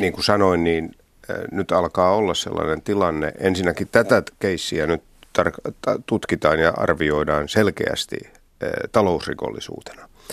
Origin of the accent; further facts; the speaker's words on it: Turku Archipelago, Southwest Finland, Finland; tuolla mun kotikonnuilla Varsinais-Suomessa Turunmaan saaristossa